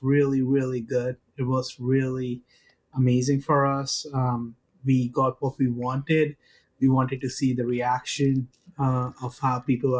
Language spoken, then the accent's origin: English; India; I come from India.